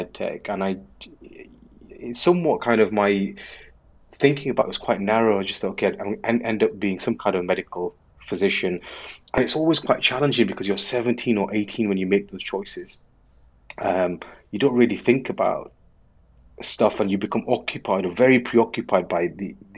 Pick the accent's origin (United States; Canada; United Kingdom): United Kingdom; Bradford, Yorkshire and the Humber; moved away as an adult; now in London, United Kingdom; I'm originally a Bradfordian, first 18 years of my life